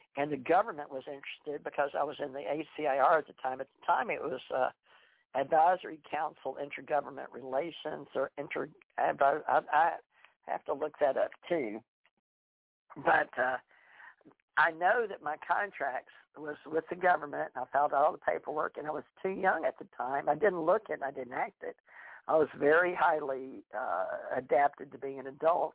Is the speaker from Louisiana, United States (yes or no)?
yes; Louisiana, United States; my grandsons were born in the Carolinas, but I was born in Louisiana